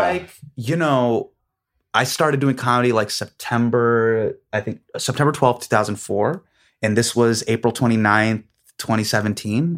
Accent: Davis, California, United States; Me growing up in Davis

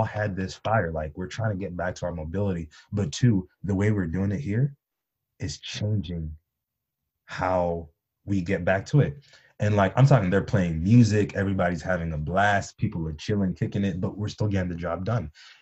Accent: Michigan, United States; growing up in Michigan

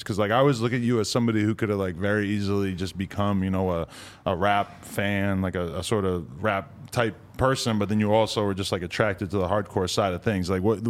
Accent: outside of Boston, Massachusetts, United States; But I grew up like outside of Boston.

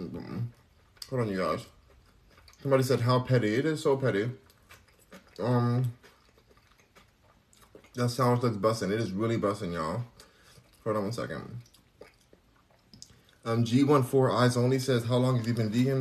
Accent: Los Angeles, California, United States; now in Houston, United States; I'm in Houston, but I'm from Los Angeles

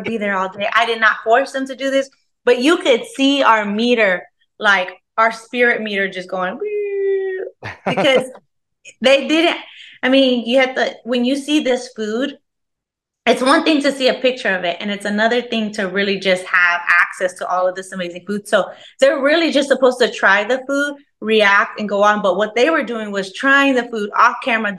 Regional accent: Dallas, Texas, United States; I'm originally from Dallas, Texas. I've never lived anywhere else ever

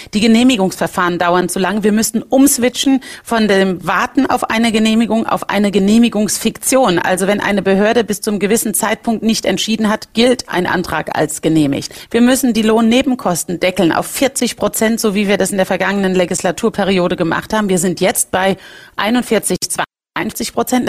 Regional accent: Rhineland-Palatinate, Germany; bei uns in Rheinland-Pfalz sagt man, wie bei einer Schraube nach fest kommt ab

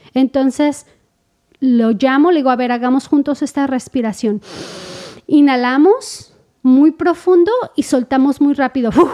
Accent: Mexico; como mexicanos decimos

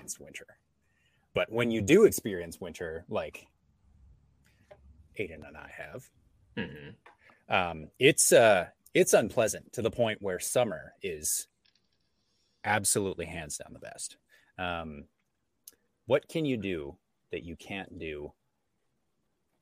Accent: Yukon, Canada; I grew up in the Yukon, right beside Alaska

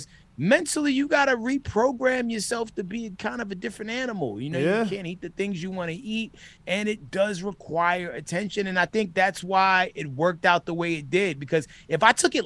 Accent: New York City, New York, United States; moved away; also born or lived in Minnesota; I grew up in the Bronx

